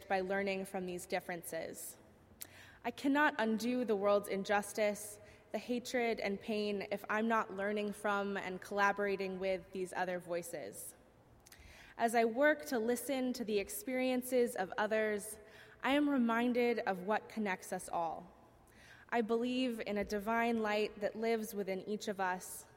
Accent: Southern Virginia, United States; moved away as an adult; now in Boston, United States; I grew up in Southern Virginia

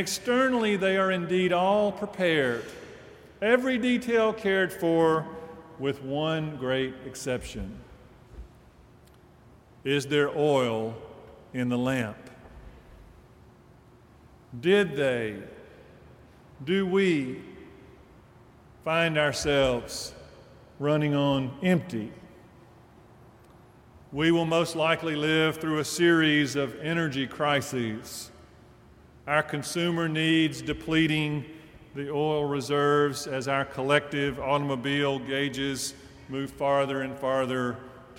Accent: Deep South, United States; as a child growing up in the Deep South

